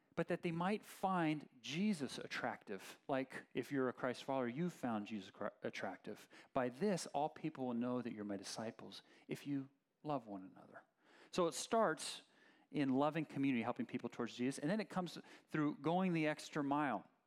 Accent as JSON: {"language": "English", "town": "Oakland", "region": "California", "country": "United States", "tie": "born or raised there", "said": "I grew up in Berkeley, Oakland area"}